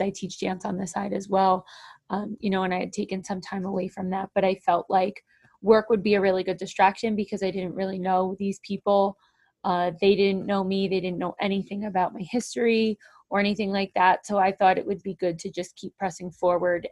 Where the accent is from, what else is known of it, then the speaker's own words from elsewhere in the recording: New Jersey, United States; also born or lived in Warren, New Jersey; I live in Warren, New Jersey. I am born and raised a Jersey girl